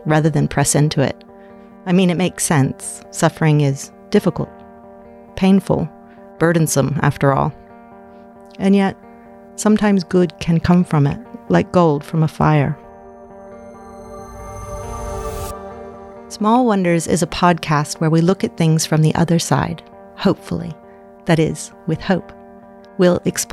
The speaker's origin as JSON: {"language": "English", "country": "United States", "tie": "born or raised there", "moved": "as an adult", "lives_now": "Australia", "said": "I was born and raised in America, and then married and moved to Australia"}